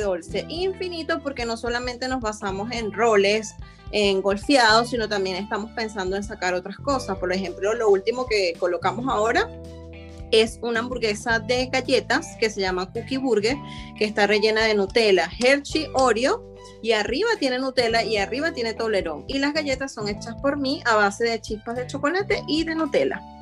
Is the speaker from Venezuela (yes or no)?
yes; Venezuela; now in Chile; nosotros como venezolanos